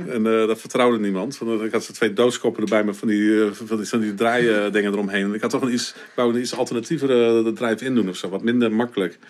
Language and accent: Dutch; Winschoten, Groningen, Netherlands; ik ben geboren in Winschoten